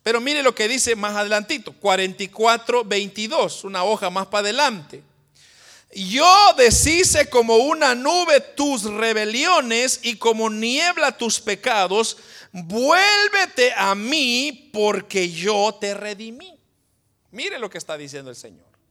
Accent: Guatemala; los que somos de Guatemala, usted dice, ¿por qué nací yo en Guatemala?

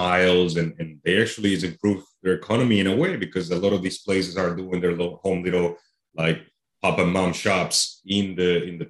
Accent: Medellin, Antioquia, Colombia; now in Illinois, United States; I live here. Yeah, but I was born and raised in Colombia, South America

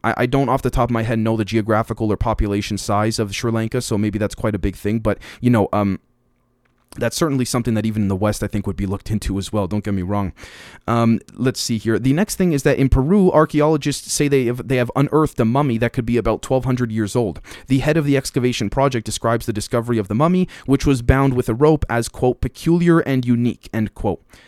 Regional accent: Canada; As a Canadian

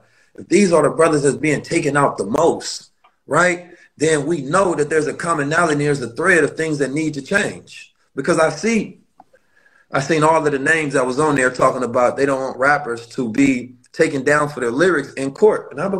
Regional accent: St. Louis, Missouri, United States; also born or lived in Oakland; I'm from Oakland, and I grew up in St. Louis, so I know the streets very well.

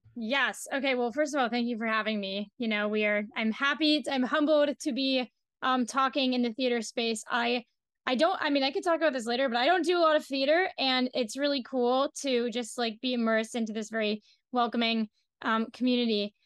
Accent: Washington, District of Columbia, United States; I'm from Washington, D C, so I don't even live in New York. I live in D C

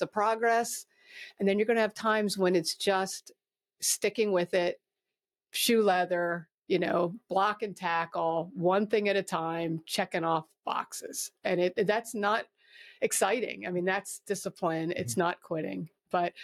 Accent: Wilmington, Delaware, United States; moved away; also born or lived in Northern Chester County, Pennsylvania / Philadelphia / Coatesville; I grew up in Northern Wilmington, you know, but in the suburbs

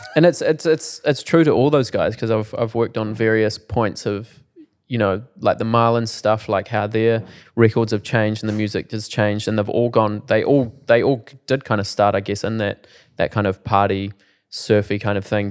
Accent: Timaru, Canterbury, New Zealand; I'm from Timaru

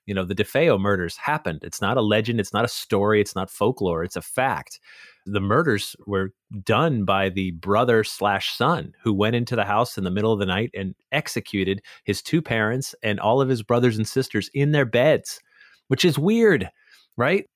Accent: Connecticut, United States; moved away as an adult; also born or lived in Long Island, New York; I lived in Connecticut

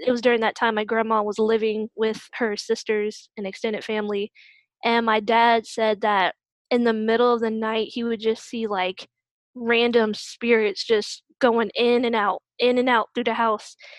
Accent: Newport News, Virginia, United States; moved away as an adult; now in Virginia Beach, United States; I currently reside in Virginia Beach, Virginia, but I'm originally from Newport News, Virginia

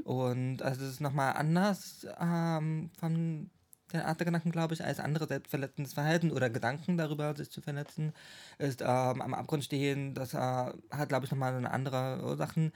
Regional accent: Schwerin, Mecklenburg-Vorpommern, Germany; moved away as an adult; now in Chemnitz, Germany; ich wohne in Chemnitz seit 2016. Ich bin, komme eigentlich aus Schwerin, MacPom, aus meiner Heimat

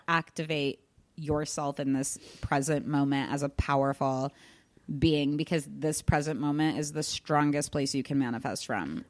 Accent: Kansas, United States; now in Los Angeles, United States; I'm originally from Kansas, moved out

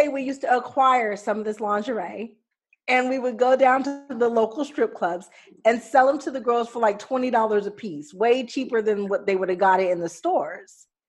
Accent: Los Angeles, California, United States; I grew up in the Valley.

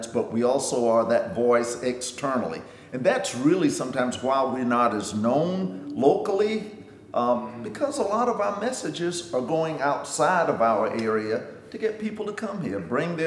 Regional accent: Hampton, South Carolina, United States; now in Augusta, United States; my hometown is famous for the Watermelon Festival.

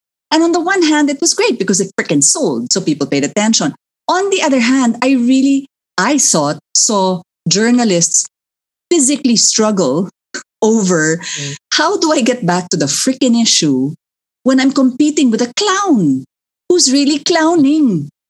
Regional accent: Philippines; growing up in the Philippines

